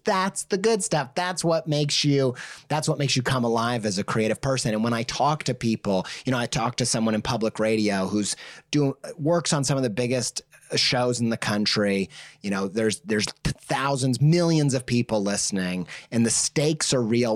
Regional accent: Indiana, United States; I grew up in the Midwest, uncultured

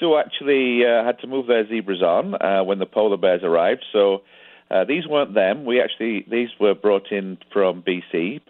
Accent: Yorkshire and the Humber, United Kingdom; moved away as an adult; now in Canada; We've been here 11 years. We emigrated from Yorkshire, England.

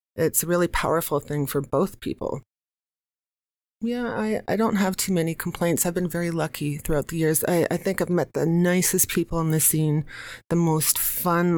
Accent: United States; now in New York City, United States; I'm American

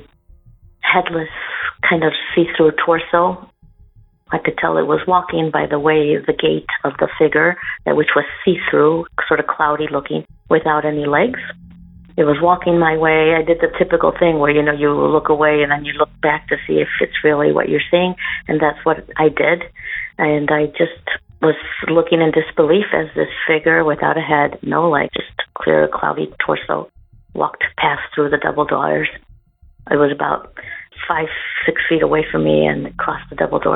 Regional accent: Chicago, Illinois, United States; moved away as an adult; now in Como, Italy; I'm originally from Chicago, Illinois

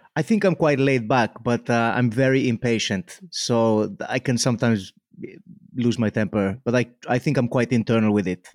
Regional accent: Mallorca, Balearic Islands, Spain; also born or lived in Wales; now in Cardiff, United Kingdom; I grew up in Mallorca

